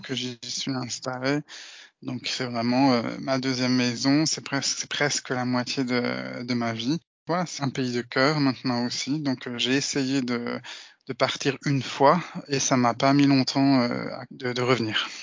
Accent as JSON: {"language": "French", "area": "Alsace", "region": "Grand Est", "country": "France", "moved": "as an adult", "lives_now": "Slovakia", "said": "Mais même en tant qu'Alsacien, mon allemand n'était pas suffisant"}